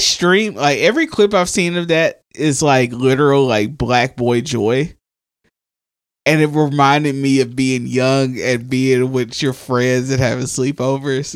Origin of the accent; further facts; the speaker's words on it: the South, United States; we're from the South